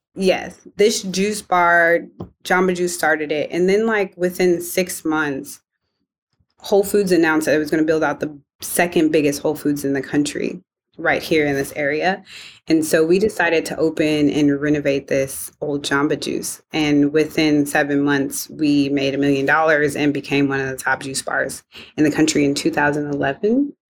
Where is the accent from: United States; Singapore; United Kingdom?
United States; Evanston, Illinois; I grew up in Evanston, Illinois, home of Northwestern University